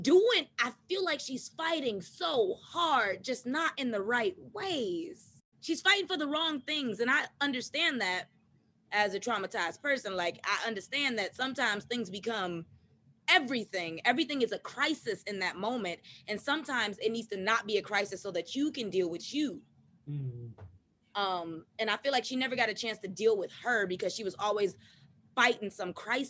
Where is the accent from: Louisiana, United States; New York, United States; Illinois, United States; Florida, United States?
Florida, United States; I grew up in Florida